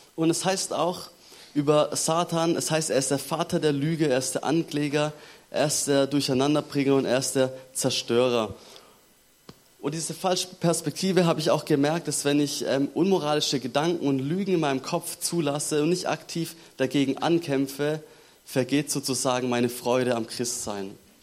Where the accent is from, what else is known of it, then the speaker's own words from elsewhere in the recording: Germany; bei uns in Deutschland